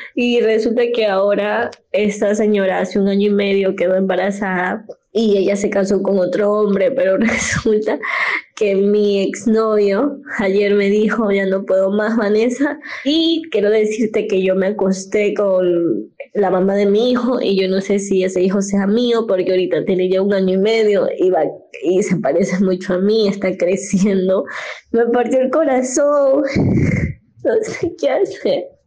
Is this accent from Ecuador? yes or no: yes; Ecuador; Soy de Ecuador